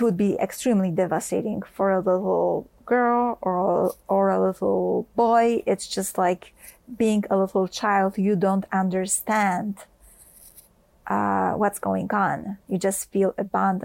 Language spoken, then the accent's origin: English; Poland; I grew up in Poland